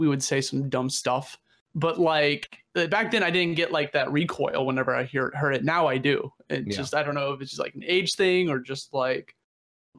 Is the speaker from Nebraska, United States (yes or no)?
yes; Nebraska, United States; moved away; I'm originally from Nebraska.